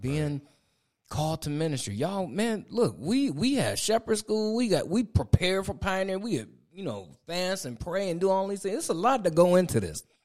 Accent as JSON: {"language": "English", "region": "Ohio", "country": "United States", "moved": "as an adult", "lives_now": "Raleigh, United States", "said": "Angie and I, we moved down here in twenty twenty. We from Ohio"}